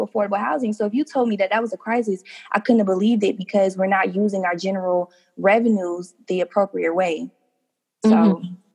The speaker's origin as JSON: {"language": "English", "town": "St. Petersburg", "region": "Florida", "country": "United States", "tie": "born or raised there", "said": "I'm a St. Petersburg native. I grew up right in Childs Park, graduated from Lakewood High School"}